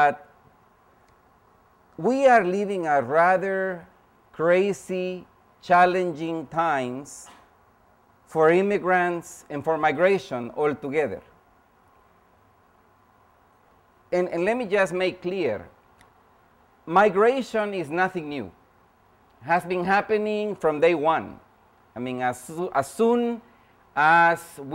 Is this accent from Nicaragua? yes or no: no; El Salvador; now in United States; I'm indeed an immigrant myself, born and raised in El Salvador